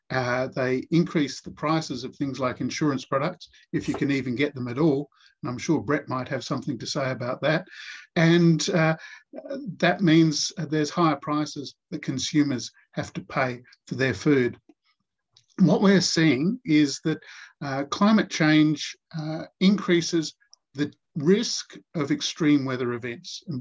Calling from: Australian Capital Territory, Australia; I'm joining you from Ngunnawal and Ngambri land.

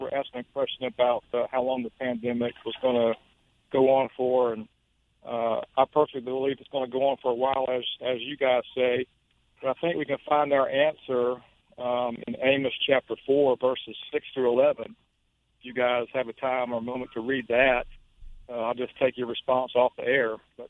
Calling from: Jacksonville, Florida, United States; Yes, sir. Jacksonville, Florida.

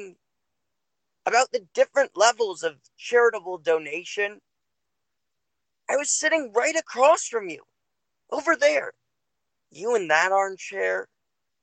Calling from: Los Angeles, California, United States; I'm calling from Los Angeles, California.

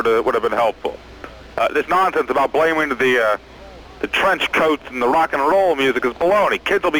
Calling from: Los Angeles, California, United States; I'm calling from Los Angeles.

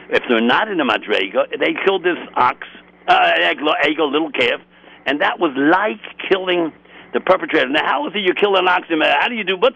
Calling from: Los Angeles, California, United States; I'm calling in from Los Angeles, California.

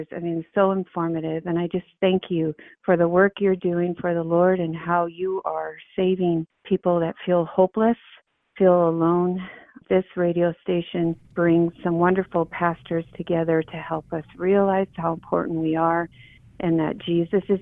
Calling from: Lake of the Ozarks, Missouri, United States; Hi, I'm a listener from Lake of the Ozarks, and I just wanted to call and thank you so much for your programming.

